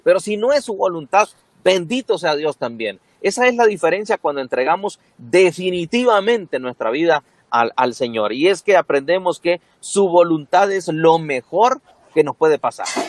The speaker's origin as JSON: {"language": "Spanish", "town": "Siguatepeque", "region": "Comayagua", "country": "Honduras", "tie": "born or raised there", "also_born_or_lived": "Ceguaca, Santa Bárbara", "said": "yo nací en Cehuaca, pero crecí en Cihuatepeque"}